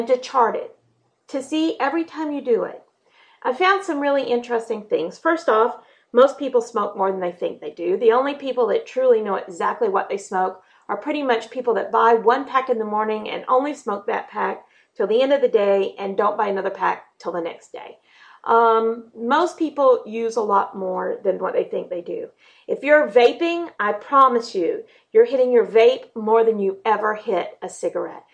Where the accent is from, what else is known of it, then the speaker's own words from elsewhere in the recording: North Florida, United States; I grew up in North Florida in tobacco country